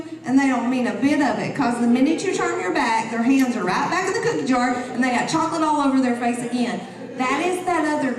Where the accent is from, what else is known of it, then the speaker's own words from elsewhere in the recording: the South, United States; I'm from the South